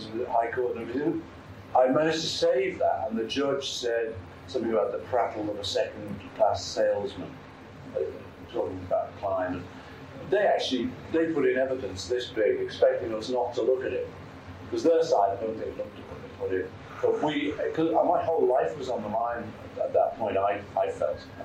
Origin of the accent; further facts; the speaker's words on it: Liverpool, North West England, United Kingdom; I come from Liverpool